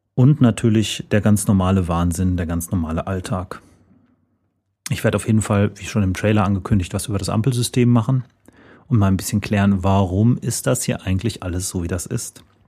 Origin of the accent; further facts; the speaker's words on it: Sauerland, North Rhine-Westphalia, Germany; now in Paderborn, Germany; ich komme aus dem Sauerland